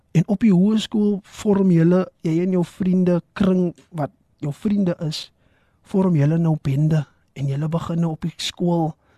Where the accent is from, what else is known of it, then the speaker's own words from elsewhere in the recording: Valhalla Park, Western Cape, South Africa; soos ek groot geword het in Vaalpark